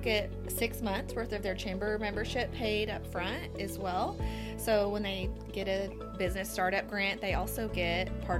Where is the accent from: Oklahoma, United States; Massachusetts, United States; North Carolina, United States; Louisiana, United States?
Oklahoma, United States; Chickasha; I mean, it's my hometown and I love it here, but I'm not thinking of a vacation hotspot here in Chickasha.